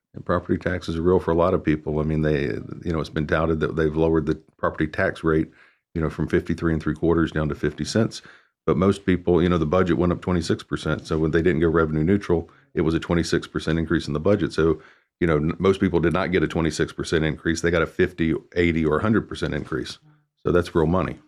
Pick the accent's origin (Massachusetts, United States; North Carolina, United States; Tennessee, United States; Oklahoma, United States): North Carolina, United States; Mooresville; I grew up in Mooresville, I remember it had a population of about eight thousand.